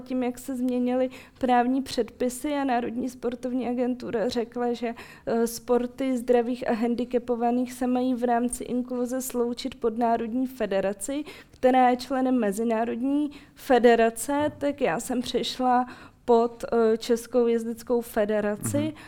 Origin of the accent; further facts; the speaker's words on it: Ukraine; also born or lived in Moscow, Russia (birthplace); now in Czech Republic; já pocházím z Ukrajiny a moje rodiče také